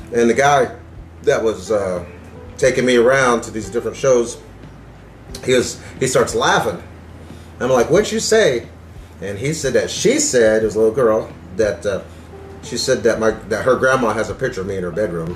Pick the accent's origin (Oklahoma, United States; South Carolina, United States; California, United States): Oklahoma, United States; Tulsa; also born or lived in Antlers, Oklahoma / Pennsylvania / Corpus Christi, Texas / Lawrence, Kansas; Well, I'm Choctaw, and my family's from Antlers, but my mom moved up here to Tulsa when I was 5